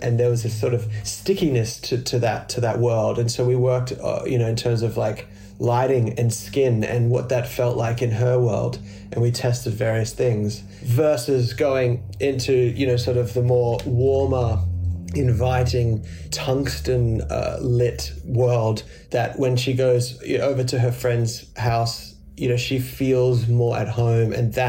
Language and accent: English; Indonesia; also born or lived in Australia; I was born in Australia. My father worked in public relations and he started a small arm of his company in Indonesia. I moved to Indonesia.